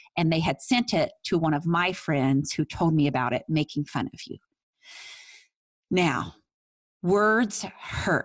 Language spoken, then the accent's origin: English; Tell City, Indiana, United States; my hometown, Tell City, Indiana